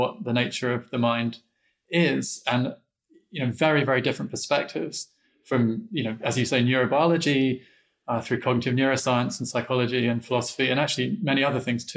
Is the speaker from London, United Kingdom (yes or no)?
yes; London, United Kingdom; moved away; I didn't grow up in Chicago. I grew up in London, England